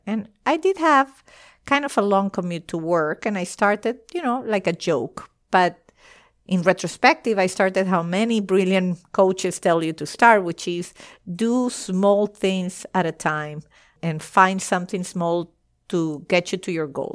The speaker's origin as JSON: {"language": "English", "country": "Venezuela", "also_born_or_lived": "United States / France", "moved": "as an adult", "said": "I eventually moved back to Venezuela. I was moving from the United States to Venezuela"}